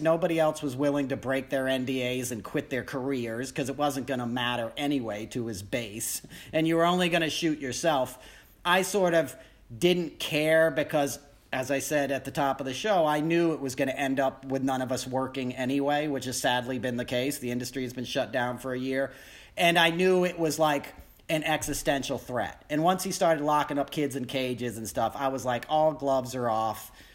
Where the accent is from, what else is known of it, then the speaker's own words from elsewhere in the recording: New York, United States; I grew up in New York